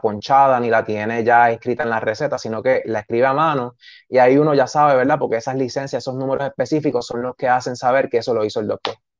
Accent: San Sebastián, Puerto Rico; also born or lived in Aguadilla; estudié en San Sebastián todo lo que fue escuela elemental, intermedia y high

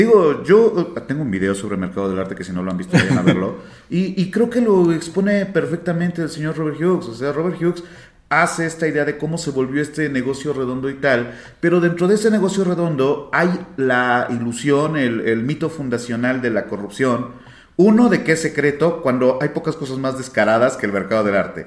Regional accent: Mexico

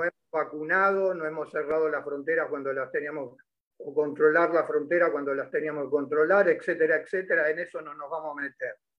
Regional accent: Caseros, Buenos Aires Province, Argentina; Yo, yo me crié en Caseros.

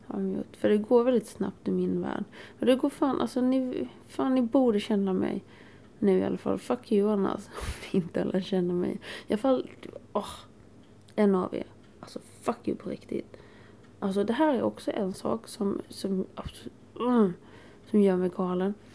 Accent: Småland, Sweden; jag är från Småland

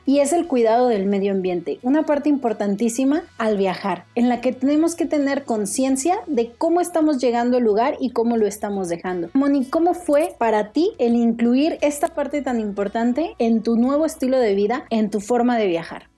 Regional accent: Mexico; como decimos aquí en México

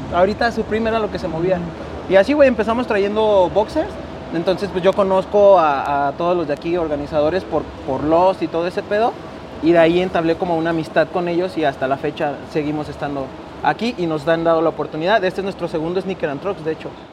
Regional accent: Guadalajara, Jalisco, Mexico; somos de Guadalajara y aquí estamos.

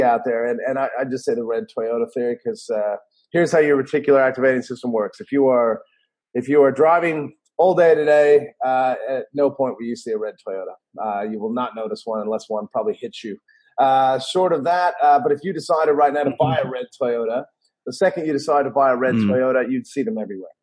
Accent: Denver, Colorado, United States; moved away as an adult; also born or lived in Los Angeles, California; now in Australia; I am originally from Denver, Colorado, and you can hear the accent

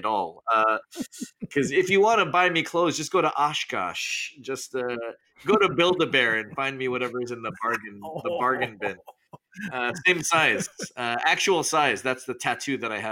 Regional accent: Canada; moved away as an adult; now in Los Angeles, United States; growing up in Canada

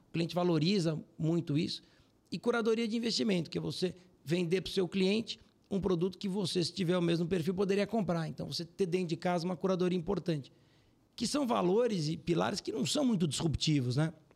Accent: Brazil; Eu sou muito brasileiro

